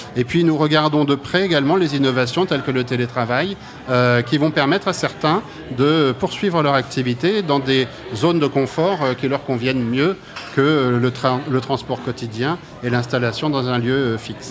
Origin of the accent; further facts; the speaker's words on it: Brittany, France; je suis breton d'origine